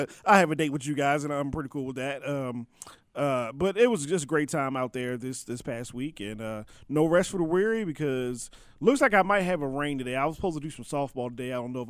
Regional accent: Maryland, United States; when I grew up in Maryland

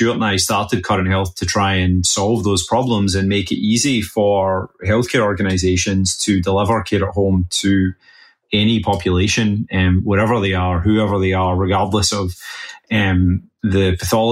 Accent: west coast of Scotland, United Kingdom; now in Boston, United States; I live in Boston now, but originally from the west coast of Scotland

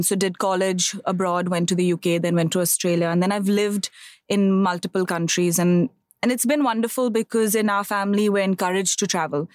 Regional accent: Bangalore, Karnataka, India; I am originally from Bangalore. I'm born, brought up over there.

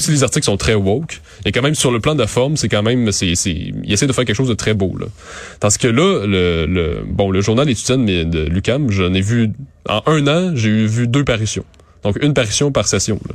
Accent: Montérégie, Quebec, Canada; Je viens de la Montérégie

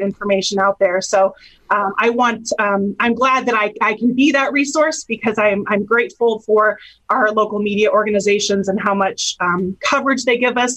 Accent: Hammond, Indiana, United States; now in Elkhart, United States; I, I, I grew up in Hammond.

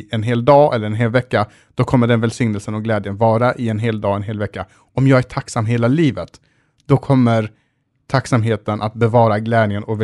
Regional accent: Sweden; som svensk som man är så ska, alltid, så ska man alltid göra en husesyn

